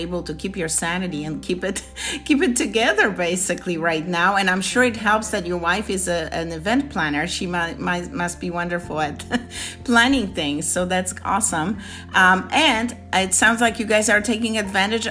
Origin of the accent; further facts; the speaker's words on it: Poland; I'm Polish